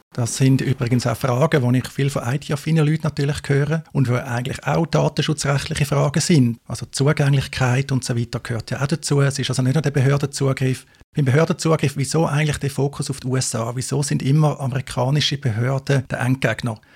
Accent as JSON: {"language": "German", "country": "Switzerland", "said": "in der Schweiz haben wir"}